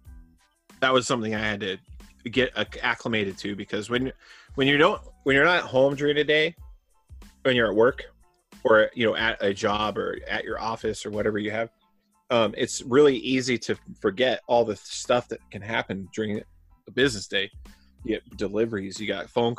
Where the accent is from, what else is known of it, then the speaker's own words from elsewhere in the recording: Arizona, United States; moved away; I'm from Arizona